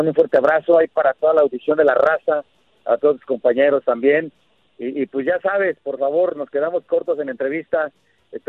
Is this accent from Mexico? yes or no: yes; Mexico; Vivo en México y soy mexicano.